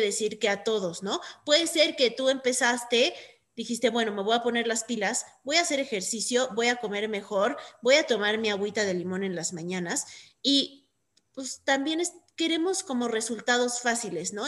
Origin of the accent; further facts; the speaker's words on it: Mexico; nosotros como mexicanos de Estados Unidos